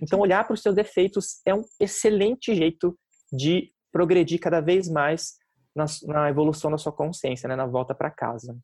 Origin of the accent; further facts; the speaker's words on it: Curitiba, Paraná, Brazil; moved away as an adult; now in São Paulo, Brazil; quando eu estava me mudando para São Paulo, que eu fui criado em Curitiba